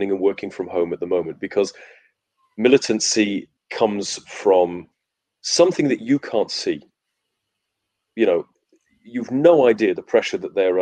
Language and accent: English; Wales, United Kingdom; I'm Welsh